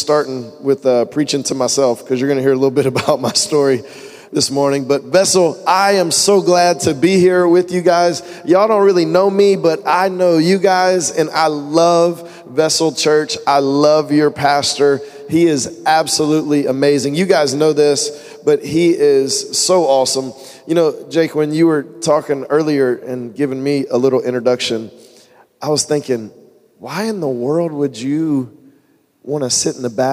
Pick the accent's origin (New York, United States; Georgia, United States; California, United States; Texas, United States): Georgia, United States; Woodstock; I'm actually originally from Woodstock, Georgia, which is north of Atlanta.